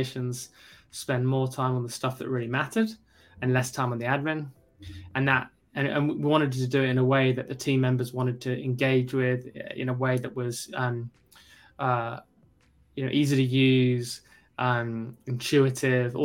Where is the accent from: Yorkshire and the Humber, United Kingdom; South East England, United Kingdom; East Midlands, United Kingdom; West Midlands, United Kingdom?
South East England, United Kingdom; also born or lived in Kentucky, United States; Grew up in London, in the UK, well, just outside of London.